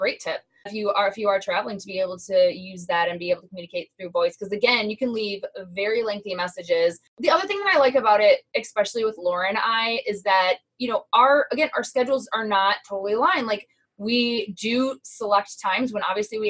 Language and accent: English; Midwest, United States; because we are from the Midwest. We automatically talk relatively quickly